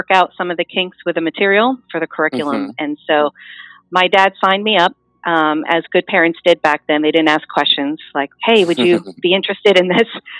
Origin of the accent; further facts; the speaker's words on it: South Dartmouth, Massachusetts, United States; I was born and raised in South Dartmouth, Massachusetts